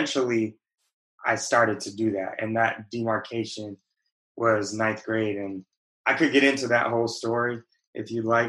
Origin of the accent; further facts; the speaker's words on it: West Coast, United States; But I spent a lot of time, I grew up on the West Coast, but was fortunate to. It's not like I grew up in the bubble of the West Coast.